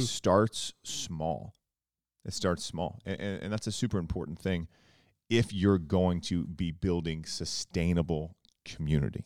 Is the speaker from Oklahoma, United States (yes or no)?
yes; South Central Oklahoma, United States; I grew up in a small town in Oklahoma, South Central Oklahoma